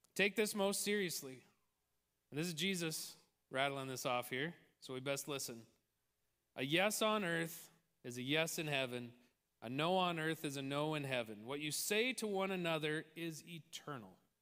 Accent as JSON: {"language": "English", "town": "Tolstoy", "region": "Midwest", "country": "United States", "tie": "born or raised there", "said": "the small town that I grew up"}